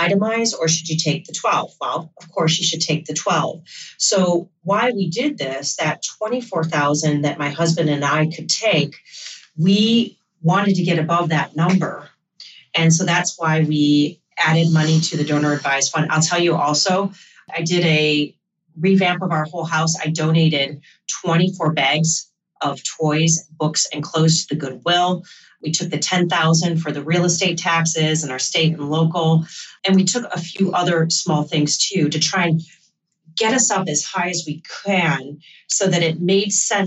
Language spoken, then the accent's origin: English; Michigan, United States; now in New York City, United States; I'm from Michigan, where this doesn't hit as hard. Where I grew up, I think my parents' real estate taxes might have been, you know, $4,000 a year. We lived out in the country